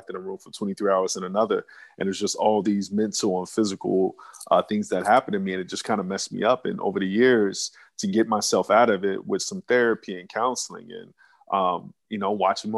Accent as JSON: {"language": "English", "region": "New York", "country": "United States", "tie": "born or raised there", "also_born_or_lived": "Phoenix, Arizona", "said": "I grew up at a couple different places. I'm originally from Phoenix, Arizona, but I spent like the first 10 years of my life in New York. So New York is kind of where I was raised, and I moved back to Phoenix."}